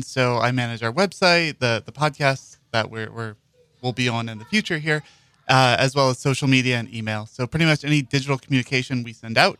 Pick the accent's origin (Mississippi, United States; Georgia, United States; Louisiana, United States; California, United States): Mississippi, United States; Mississippi Gulf Coast, United States; moved away as an adult; also born or lived in Washington, District of Columbia, United States / Houston; now in New Orleans, United States; And then I came back home to New Orleans. I'm from the Mississippi Gulf Coast. My family's from here in New Orleans. So this is the first time I actually got to live in the city.